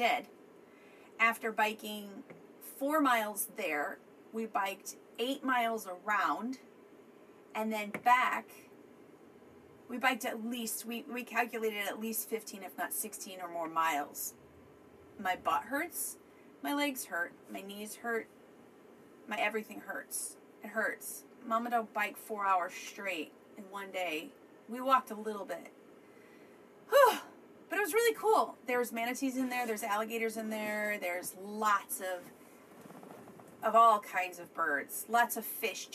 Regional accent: Midwest, United States; I'm from the Midwest. I'm not from Florida.

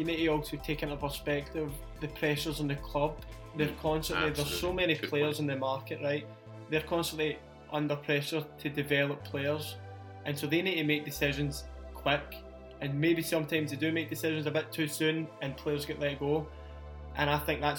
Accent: Glasgow, Scotland, United Kingdom; I support Celtic because I'm from Glasgow

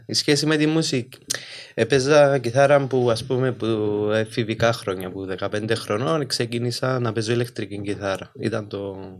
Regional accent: Limassol, Limassol District, Cyprus; moved away as an adult; also born or lived in Athens, Greece; είμαστε και που West Side Limassol

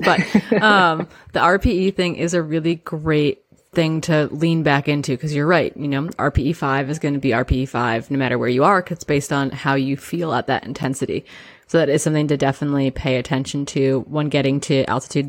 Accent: Midwest, United States; now in Pacific Northwest, United States; I grew up in the Midwest.

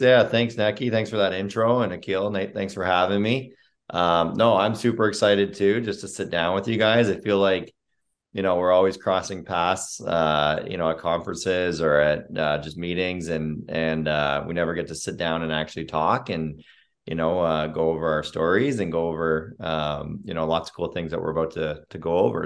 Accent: Sarnia, Ontario, Canada; moved away as an adult; now in United States; I was born and raised in Sarnia, Ontario

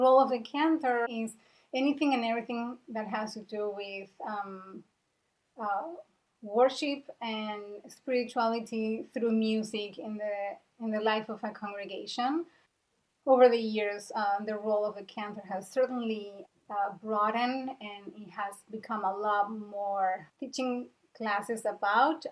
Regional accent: Buenos Aires, Argentina; moved away as an adult; now in Portland, Maine, United States; I am originally from Argentina. I grew up in Buenos Aires

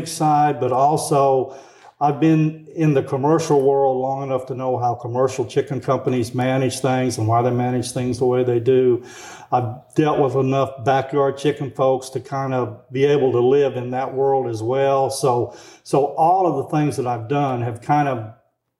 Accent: Arkansas, United States; now in Tennessee, United States; So I grew up in Arkansas

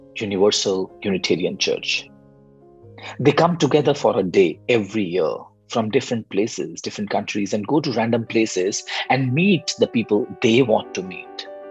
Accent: India; I'm from India.

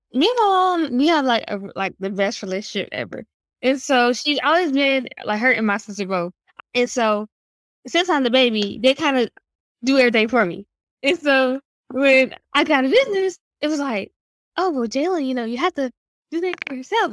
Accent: Raleigh, North Carolina, United States; I'm from Raleigh, North Carolina. I like to say that a city-born country kid.

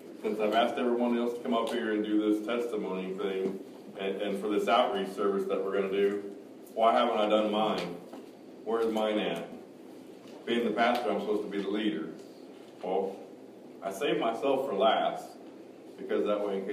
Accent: Kansas City, Missouri, United States; also born or lived in Excelsior Springs, Missouri; I was born in Kansas City, Missouri. My parents, Forrest, or everybody called him Eugene, and Debbie lived in Excelsior Springs

